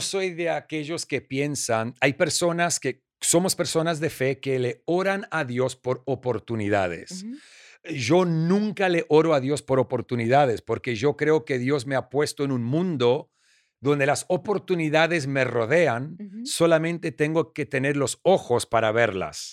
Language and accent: Spanish; Argentina; moved away; also born or lived in Australia; soy argentino australiano